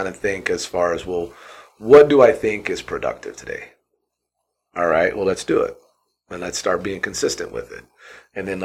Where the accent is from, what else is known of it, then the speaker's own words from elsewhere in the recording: Southern Indiana, United States; moved away as an adult; also born or lived in Purdue University, Indiana / Arizona; now in Boise, United States; I grew up in Southern Indiana